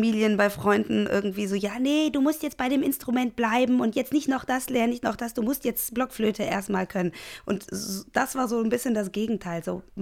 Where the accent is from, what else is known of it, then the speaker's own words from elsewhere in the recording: Cologne, North Rhine-Westphalia, Germany; ich bin in Köln groß geworden, ähm, in Köln-Delbrück und ähm, habe da jetzt auch 30 ähm, Jahre gelebt.